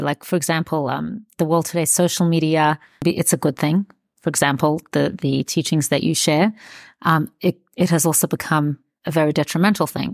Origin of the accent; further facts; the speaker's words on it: Australia; I grew up in Australia